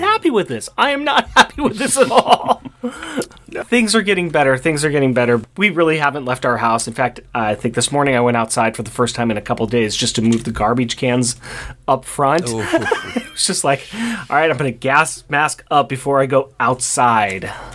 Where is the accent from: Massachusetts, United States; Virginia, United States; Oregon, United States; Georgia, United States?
Oregon, United States; Portland; we are from Portland, Oregon